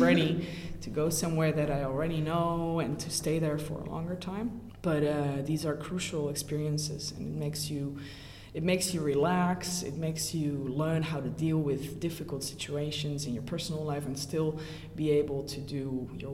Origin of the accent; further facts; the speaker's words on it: Brussels, Brussels-Capital Region, Belgium; moved away; I already knew French because I grew up in Brussels, so I am used to a French-speaking environment